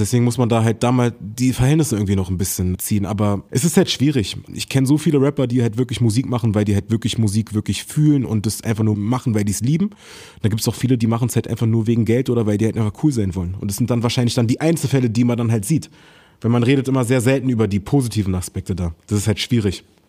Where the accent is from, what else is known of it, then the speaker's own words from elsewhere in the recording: Berlin, Germany; ich bin in Berlin groß geworden